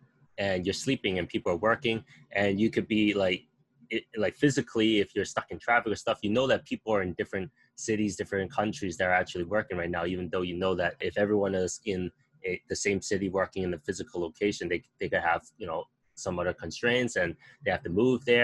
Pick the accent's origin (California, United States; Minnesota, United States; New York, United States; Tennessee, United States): New York, United States; moved away as an adult; now in Asia; I was born and raised in New York